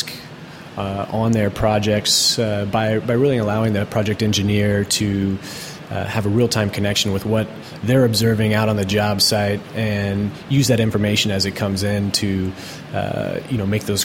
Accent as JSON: {"language": "English", "town": "Seattle", "region": "Washington", "country": "United States", "tie": "born or raised there", "said": "from the Seattle area"}